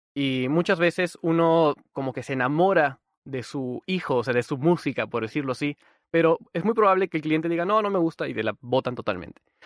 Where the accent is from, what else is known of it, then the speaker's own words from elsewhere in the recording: Peru; yo soy de Perú